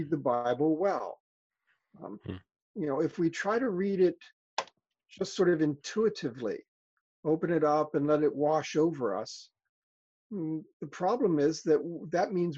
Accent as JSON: {"language": "English", "town": "Philadelphia", "region": "Pennsylvania", "country": "United States", "tie": "born or raised there", "said": "I grew up in Philadelphia"}